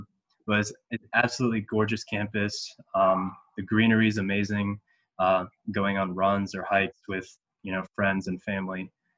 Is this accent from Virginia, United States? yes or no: yes; Northern Virginia, United States; moved away as an adult; So I'm originally from Virginia. I went to school here. I live in Northern Virginia, and I go to Thomas Jefferson High School, Science and Technology.